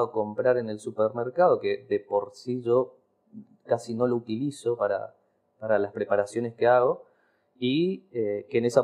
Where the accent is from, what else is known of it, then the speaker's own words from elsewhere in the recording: Argentina; Soy el, soy el segundo argentino más argentino del mundo, que es raro decir porque no creo que un chino sea más argentino que nosotros viviendo acá